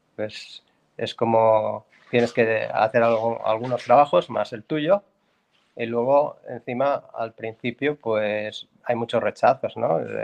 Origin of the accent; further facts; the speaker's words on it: Barcelona, Catalonia, Spain; moved away as an adult; now in Iceland; yo eh, soy español, catalán, nací en Barcelona, Barcelona ciudad